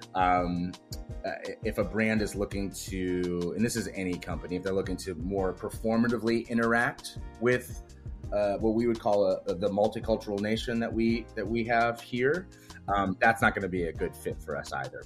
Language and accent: English; Wisconsin, United States; I'm from the Midwest, I gr, I grew up in Wisconsin.